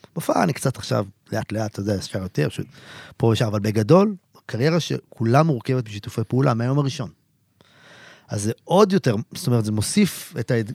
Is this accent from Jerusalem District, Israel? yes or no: no; a kibbutz near Haifa, Haifa District, Israel; moved away as an adult; also born or lived in Tel Aviv; הייתי נוסע מהקיבוץ שלי, שנמצא לא רחוק מחיפה